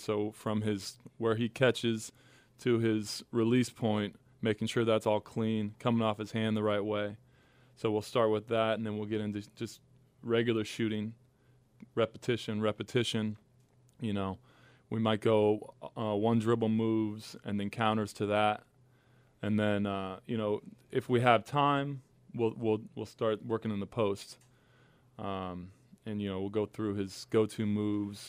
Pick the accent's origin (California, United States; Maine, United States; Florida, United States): California, United States; Huntington Beach; moved away as an adult; now in New Orleans, United States; I'm from Huntington Beach, and it's extremely laid back.